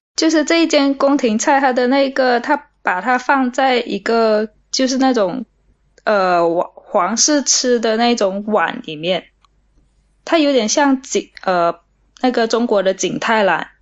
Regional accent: Malaysia; moved away as an adult; also born or lived in Beijing, China; 我来自马来西亚，我以前在北京念书念了八年

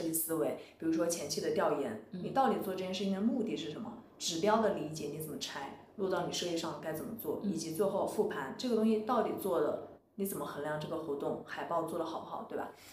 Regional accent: Wuhan, Hubei, China; moved away as an adult; also born or lived in Shanghai; 我，我是武汉人

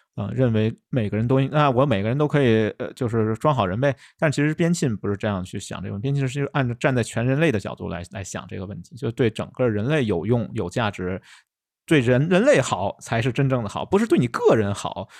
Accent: China; 我们中国人

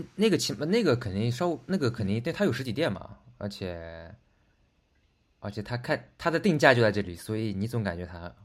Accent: China; 我们中国人早餐，就传统早饭都还挺重，重的

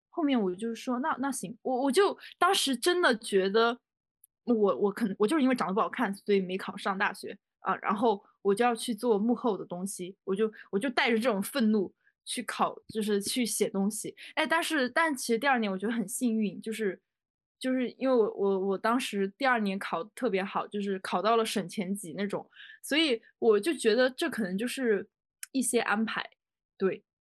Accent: Guizhou, China; 因为我是贵州人嘛，就有很多那种小山坡啥的

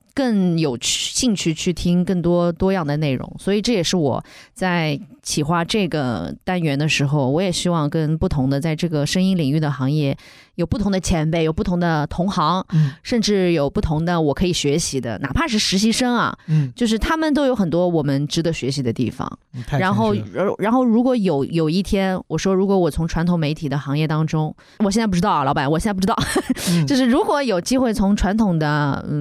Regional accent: Shanghai, China; 我在上海待了这么久，我就出生在上海

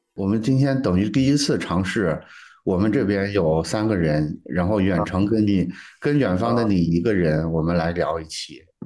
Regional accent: northern China, China; moved away; 我是个北方人

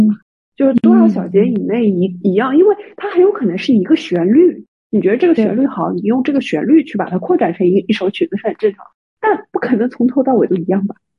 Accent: Shanghai, China; 作为上海人的我

